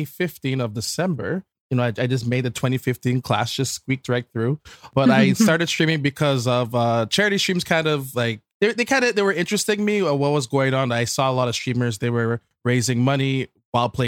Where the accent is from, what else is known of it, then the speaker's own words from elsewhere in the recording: Canada; as a Canadian